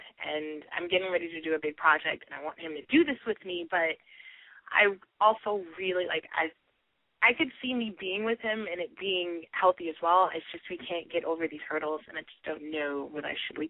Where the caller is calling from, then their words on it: New York City, New York, United States; I'm from New York City.